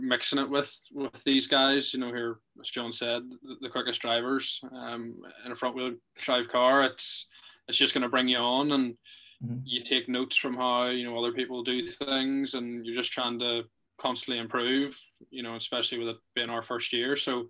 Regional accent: Ireland; we come from Ireland where, you know, it's wet and slippery or whatever

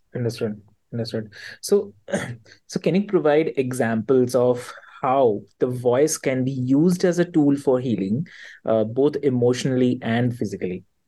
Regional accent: Delhi, India; I'm from Delhi

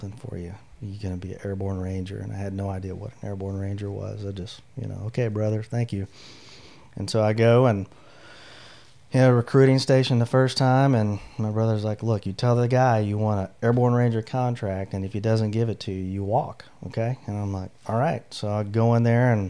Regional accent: Henderson, Texas, United States; moved away as an adult; I was born and raised in Henderson, went to high school there and graduated.

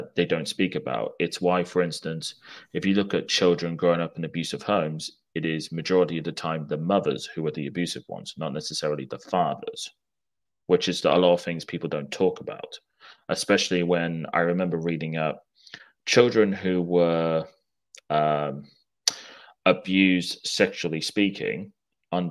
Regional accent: England, United Kingdom; I'm speaking as an Englishman here, from a what you would call a college town, an old college town

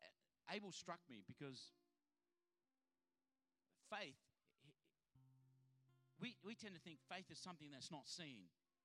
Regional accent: Adelaide, South Australia, Australia; now in Sydney, Australia; Because I come from Adelaide that there's, you know, a million stop signs, but, you know, three people in the whole town.

